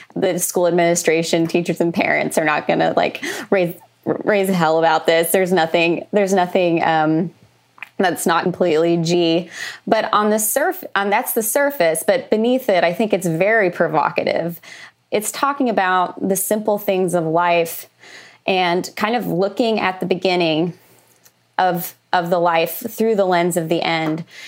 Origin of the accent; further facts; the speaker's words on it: Oklahoma, United States; moved away; also born or lived in Los Angeles; I grew up in Oklahoma, which is a landlocked state